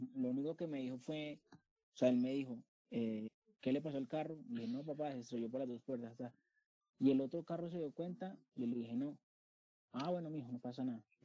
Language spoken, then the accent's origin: Spanish; Colombia; also born or lived in Bogotá; yo como buen colombiano